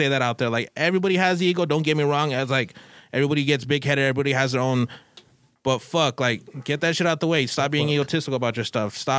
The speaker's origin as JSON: {"language": "English", "country": "United States", "tie": "born or raised there", "said": "I grew up on Southside. So Southside, it was elementary."}